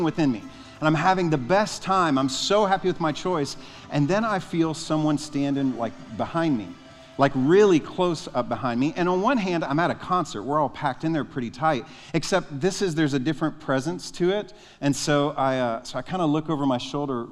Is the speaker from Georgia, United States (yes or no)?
no; Nashville, Tennessee, United States; I'm from Nashville